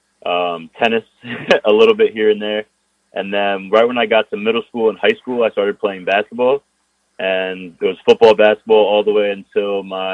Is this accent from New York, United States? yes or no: yes; Brewster, New York, United States; also born or lived in Westchester County, New York; I was born in Hudson Valley Hospital, Westchester County, and I was raised in Brewster